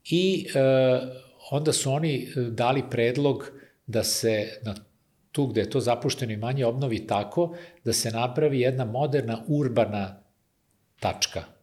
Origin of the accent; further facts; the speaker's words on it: Kikinda, Vojvodina, Serbia; moved away; ja sam iz Kikinde rodom, pa je to i tamo mi deo porodice živi, tako da sam ovaj, ostao vezan za, za taj kraj.